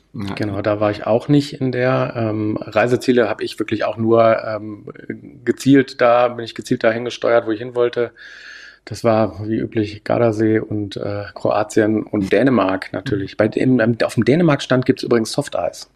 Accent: Hanover, Lower Saxony, Germany; also born or lived in Landsberg/Augsburg region, Bavaria; now in Landsberg, Germany; ich komme ja aus der Region Hannover

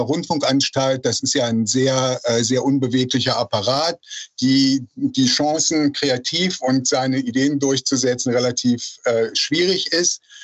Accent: Rhineland, Germany; moved away as an adult; also born or lived in Berlin; ich komme aus dem Rheinland und wollte im Rheinland bleiben

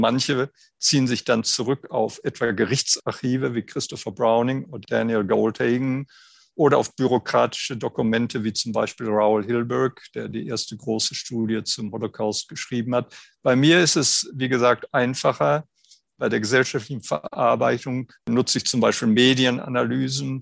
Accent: Germany; Ich bin 1951 geboren in Deutschland

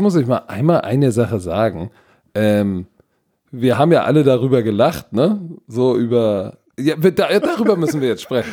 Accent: Germany; wir als Deutsche

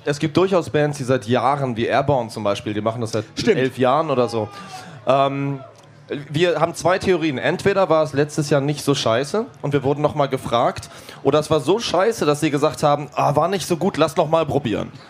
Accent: Hamburg, Germany; wir kommen aus Hamburg

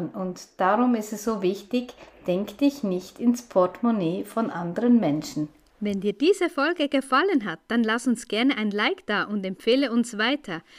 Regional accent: Switzerland; wir haben zuerst noch in, in ähm, Brockenstuben, wie die bei uns in der Schweiz heißen

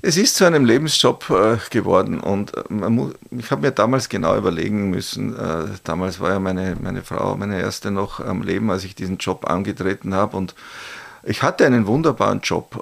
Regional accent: St. Pölten, Lower Austria, Austria; in meiner Heimatstadt oder Geburtsstadt äh, St. Pölten

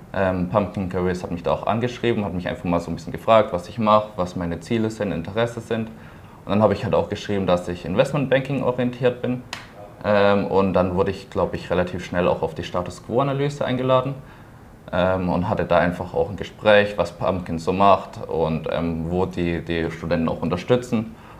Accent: Pforzheim, Baden-Württemberg, Germany; ich komme auch aus Pforzheim, bin dort geboren, ähm, war dort auf einem Wirtschaftsgymnasium

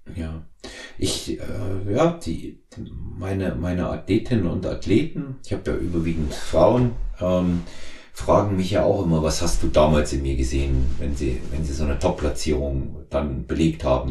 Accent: Erfurt, Thuringia, Germany; now in Munich, Germany; ich in Erfurt äh, bin, quasi in meiner alten Heimat

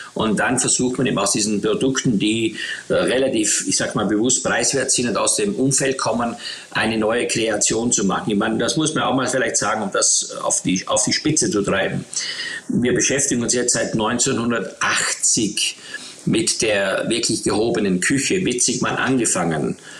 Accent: Eastern Styria, Austria; ich bin in der Oststeiermark aufgewachsen mit nichts

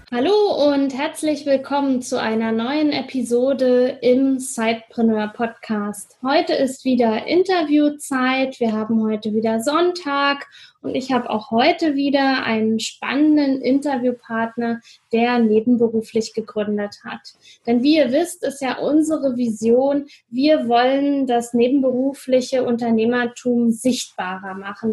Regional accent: Brandenburg, Germany; now in Frankfurt, Germany; Berlin ist zwar nicht ganz meine Heimat, aber doch komme ich da aus dem, ähm, Brandenburger Umland

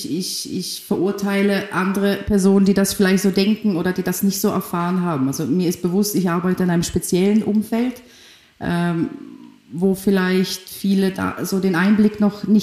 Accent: Germany; also born or lived in Poland; ich bin in Polen geboren, ähm, bin dann mit zehn Jahren mit meiner Familie nach Deutschland aufgewachsen

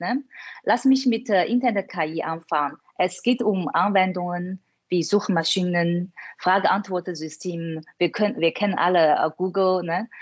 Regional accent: China; German is a second language; moved away as an adult; now in Germany; Ich bin in China aufgewachsen

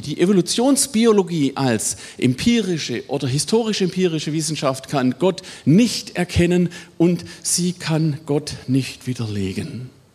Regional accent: Swabia, Baden-Württemberg, Germany; accent: Swabian; im allgemeinen schwäbischen Pietismus, das hört man ja, ne, wo ich herkomme

